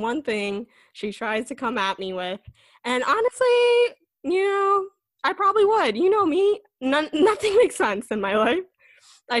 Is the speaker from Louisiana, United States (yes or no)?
no; Bradenton, Florida, United States; moved away as an adult; now in Miami, United States; I'm from Bradenton and it is a larger population of white Americans